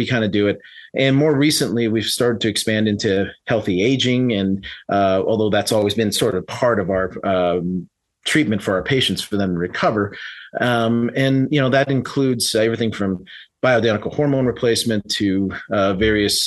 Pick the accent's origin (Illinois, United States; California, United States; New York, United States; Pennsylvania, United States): California, United States; San Francisco; moved away as an adult; also born or lived in Reno, Nevada / Florida / Las Vegas, Nevada; I was originally born and raised in San Francisco and up in California